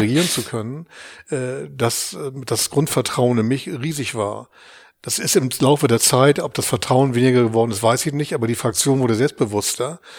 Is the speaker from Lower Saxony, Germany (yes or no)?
no; Hamburg, Germany; ich bin, bin in Hamburg geboren, äh, wer Hamburg gut kennt, im Nordosten, in den Walddörfern